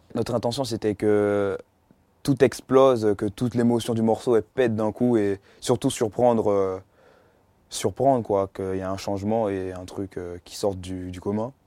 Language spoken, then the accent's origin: French; Étampes, Île-de-France, France; also born or lived in Martinique; Je prends des cours dans un conservatoire de musique dans ma ville à Étampes.